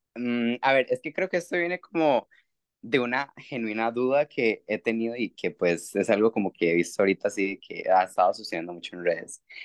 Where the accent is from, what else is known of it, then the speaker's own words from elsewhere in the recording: Costa Rica; soy de Costa Rica